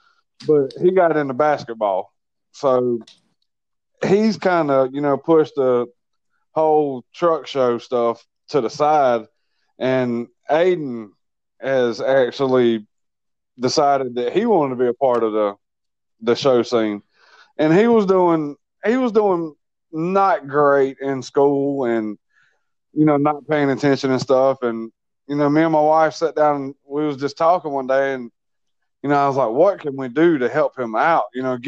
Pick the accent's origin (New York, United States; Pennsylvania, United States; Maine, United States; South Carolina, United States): South Carolina, United States; Greenville; Greenville, South Carolina.